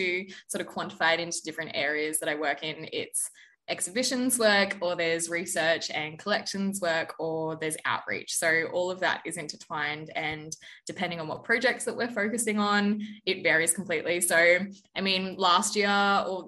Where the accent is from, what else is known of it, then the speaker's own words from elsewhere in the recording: Eumundi, Sunshine Coast, Queensland, Australia; moved away as an adult; also born or lived in Brisbane, Australia; now in Townsville, Australia; I was born in Brisbane, but I grew up in a small little country town called Imbul, which is on the Sunshine Coast.